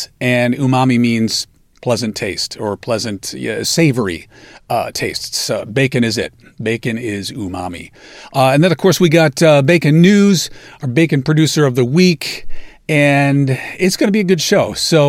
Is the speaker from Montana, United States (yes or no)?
no; Alabaster, Alabama, United States; from Alabaster, Alabama. Can't you tell by my accent?